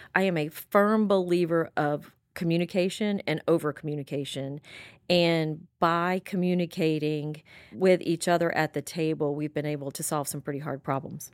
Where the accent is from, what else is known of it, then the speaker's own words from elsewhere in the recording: Pensacola, Florida, United States; born and raised in Florida, raised in Pensacola.